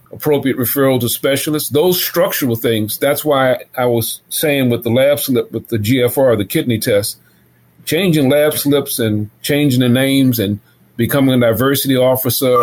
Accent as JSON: {"language": "English", "town": "New Orleans", "region": "Louisiana", "country": "United States", "tie": "born or raised there", "said": "I was raised in the Lower Ninth Ward"}